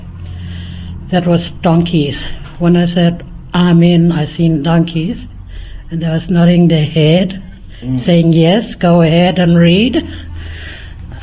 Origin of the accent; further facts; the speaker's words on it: Finke, Northern Territory, Australia; I'm from Fink, Heptula